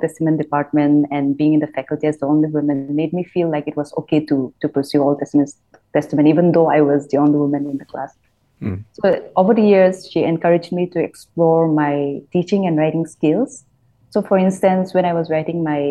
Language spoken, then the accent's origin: English; Nagaland, India; now in Bangalore, India; I was born in Nagaland, and like Chris has said, it's a small state.